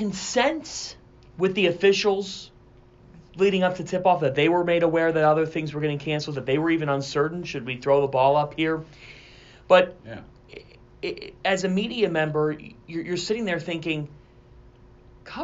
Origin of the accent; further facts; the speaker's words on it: Cleveland, Ohio, United States; moved away as an adult; also born or lived in New York, New Jersey area; my hometown